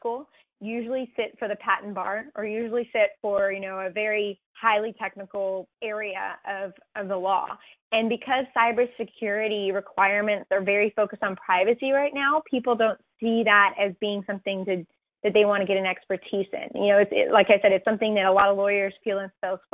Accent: Texas, United States; my home state, Texas

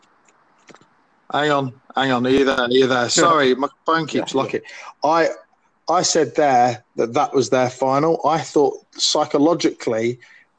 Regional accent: Essex, East of England, United Kingdom; I was raised in Essex around a lot of Spurs fans that gave me a loads of jip.

